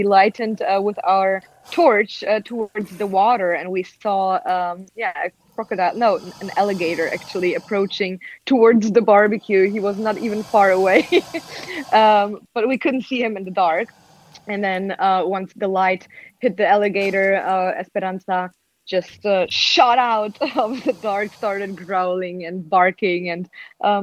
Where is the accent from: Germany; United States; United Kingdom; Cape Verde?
Germany; now in Amsterdam, Netherlands; I'm originally from Germany, but now living with a Dutch boyfriend and Peruvian dog in Amsterdam